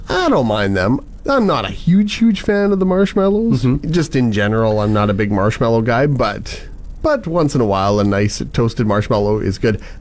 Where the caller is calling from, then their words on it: Yorkton, Saskatchewan, Canada; From Yorkton.